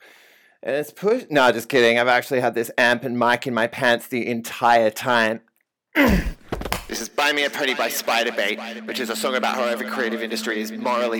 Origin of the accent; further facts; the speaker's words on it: Adelaide, South Australia, Australia; moved away as an adult; now in Sydney, Australia; I'm 34 years old and I'm from Adelaide in Australia